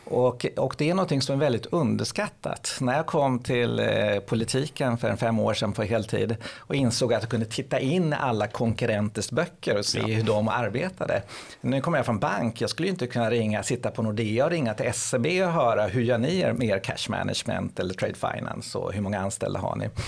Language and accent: Swedish; Lidingö, Stockholm County, Sweden; nu kommer jag från Lidingö, vi såg att många områden vi har ju sänkt skatten en hel